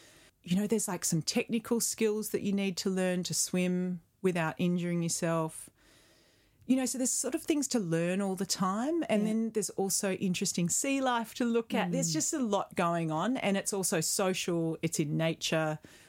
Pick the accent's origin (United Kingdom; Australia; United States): Australia; Perth, Western Australia; I mean, I grew up in Perth, sure. But my family were not a beach-going family.